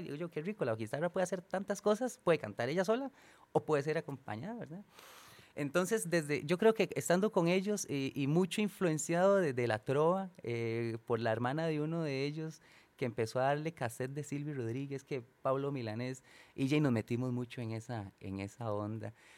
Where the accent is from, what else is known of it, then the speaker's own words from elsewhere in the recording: San Isidro, Costa Rica; moved away; por estos lados de, de, de, mi pueblo, San Isidro, San Rafa